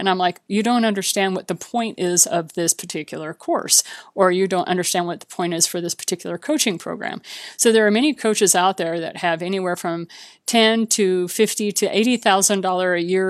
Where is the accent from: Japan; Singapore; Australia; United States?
Japan; also born or lived in Bahamas; much closer to what I grew up with in Japan and the Bahamas than what I experienced when my dad retired to southern Missouri